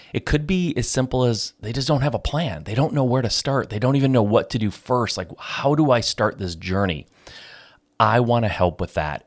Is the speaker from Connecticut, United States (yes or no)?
no; Michigan, United States; I'm from Michigan